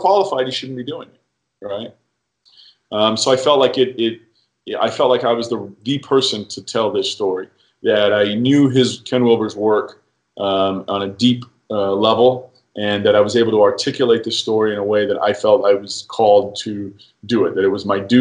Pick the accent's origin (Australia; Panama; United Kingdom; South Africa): United Kingdom; as a British boy